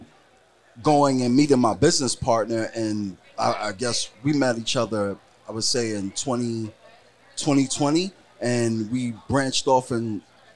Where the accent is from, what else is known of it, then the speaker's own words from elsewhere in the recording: New York City, New York, United States; also born or lived in Florida; I'm not from Florida. I'm from New York City. I moved to Florida, right, then moved back to New York City